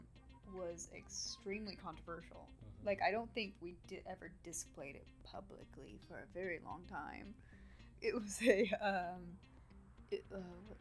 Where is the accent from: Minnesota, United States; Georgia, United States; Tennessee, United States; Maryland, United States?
Tennessee, United States; Marion County; my hometown, Marion County